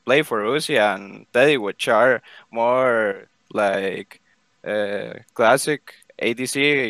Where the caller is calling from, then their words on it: Costa Rica; I'm calling from Costa Rica.